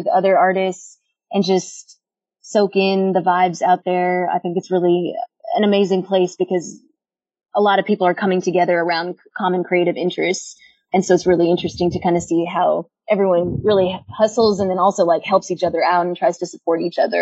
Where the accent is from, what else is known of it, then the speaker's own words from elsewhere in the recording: Houston, Texas, United States; born and raised in Houston.